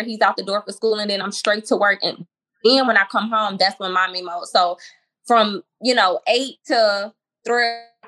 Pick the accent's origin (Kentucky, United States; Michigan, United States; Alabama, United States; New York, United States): Alabama, United States; Mobile; moved away as an adult; now in Houston, United States; a school in my hometown called Bishop State